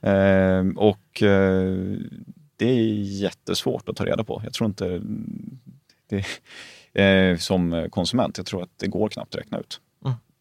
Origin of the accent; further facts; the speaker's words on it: Småland, Sweden; jag är ju grunden smålänning